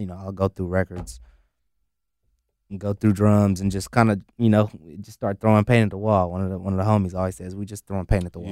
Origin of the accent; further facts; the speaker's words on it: the Bay Area, California, United States; growing up in the Bay